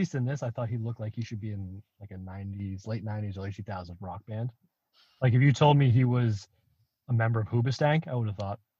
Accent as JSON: {"language": "English", "region": "South East England", "country": "United Kingdom", "said": "I'm from Hampshire."}